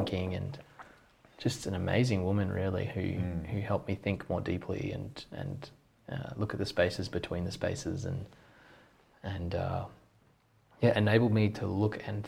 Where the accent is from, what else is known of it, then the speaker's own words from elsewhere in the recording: Australia; I'm from Australia